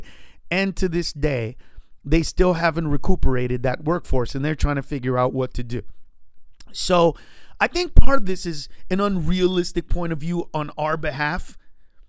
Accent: United States; I'm an American

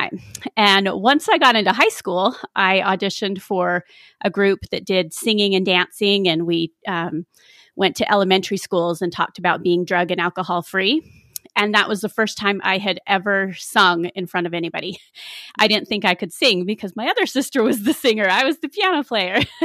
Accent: South Jordan, Utah, United States; I grew up in South Jordan, Utah.

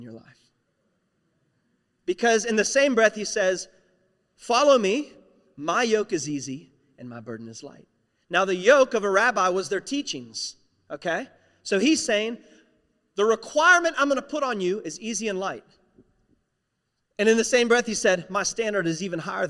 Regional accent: West Virginia, United States; I'm a nobody from West Virginia. It's one of the poorest states in the United States of America

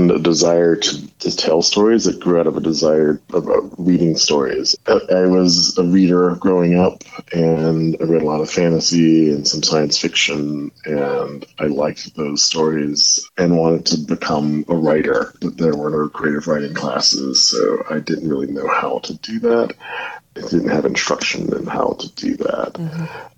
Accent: Milledgeville, Georgia, United States; moved away as an adult; also born or lived in Athens, Georgia / Houston, Texas / Bemidji, Minnesota / Bay Area, California; I'm from Milledgeville, Georgia, born and raised there

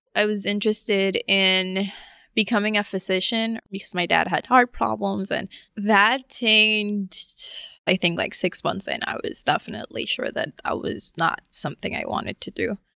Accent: Puerto Rico; moved away; also born or lived in Philadelphia, Pennsylvania, United States; when I was three years old, they moved back to Puerto Rico my formation was heavily mm. influenced by, by Puerto Rico

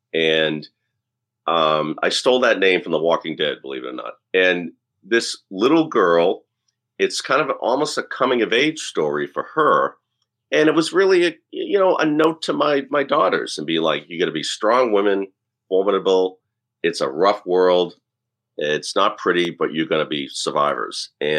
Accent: Boston, Massachusetts, United States; And I think that as a Bostonian, as someone who loves history, we're enamored with what came before us

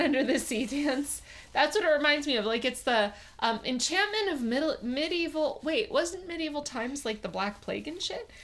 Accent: Miami, Florida, United States; I grew up in Miami

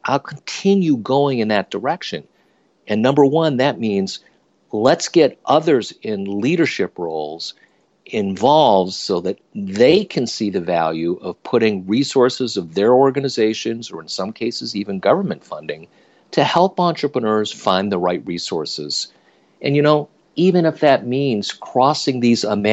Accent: upstate New York, United States; also born or lived in Silicon Valley, California; I moved my family from Silicon Valley back to my hometown in upstate New York

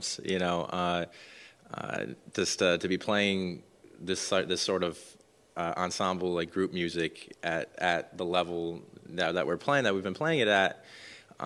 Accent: Canandaigua, New York, United States; I'm from Canandaigua, New York

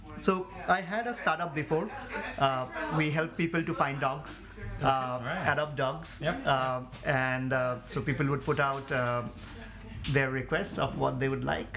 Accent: India; moved away as an adult; now in United States; I immigrated from India to US 2003.

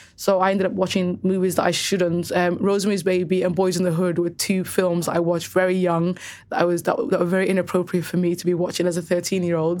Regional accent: Cardiff, Wales, United Kingdom; also born or lived in Somaliland; Growing up in Cardiff specifically, every single girl that I knew had F G M

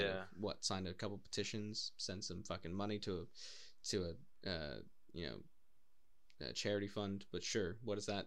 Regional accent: United States; born or raised there; moved away as an adult; also born or lived in Wales; now in Cardiff, United Kingdom

